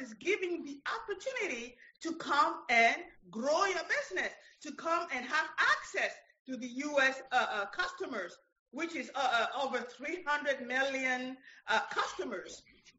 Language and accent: English; Paris, Île-de-France, France; English is a second language; moved away as an adult; now in United States; when I moved from Paris to here, I had my lawyer and my CPA.